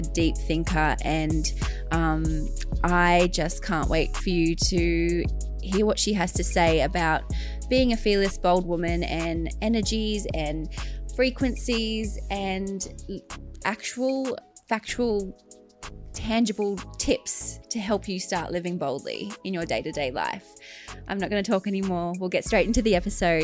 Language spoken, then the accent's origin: English; Logan, Queensland, Australia